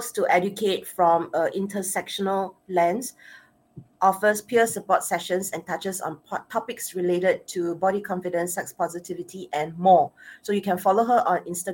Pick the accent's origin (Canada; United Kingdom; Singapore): Singapore; accent: Asian Singaporean; my Asian Singaporean accent